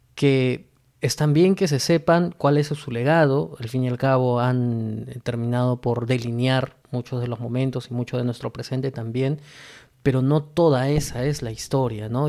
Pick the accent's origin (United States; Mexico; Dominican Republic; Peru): Peru; para nosotros como peruanos